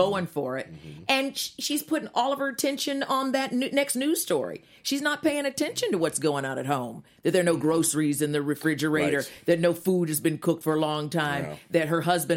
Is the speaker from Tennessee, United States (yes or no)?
no; Winston-Salem, North Carolina, United States; I grew up in Winston-Salem, North Carolina